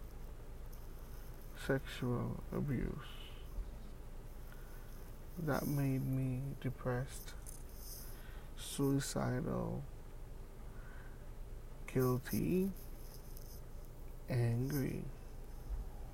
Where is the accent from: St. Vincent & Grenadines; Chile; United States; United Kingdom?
St. Vincent & Grenadines; now in Canada; I was born in the Caribbean, an island called St. Vincent and the Grenadines